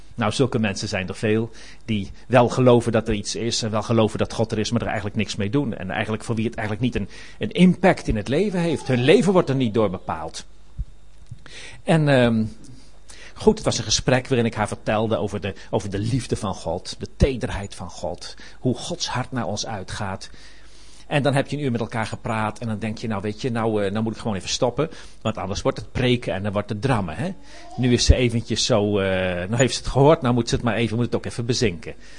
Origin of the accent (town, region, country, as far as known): Netherlands